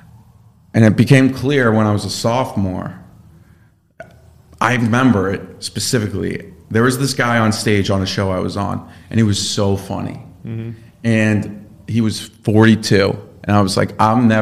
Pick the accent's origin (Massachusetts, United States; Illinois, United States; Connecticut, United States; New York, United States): Connecticut, United States; I grew up in Connecticut, played sports.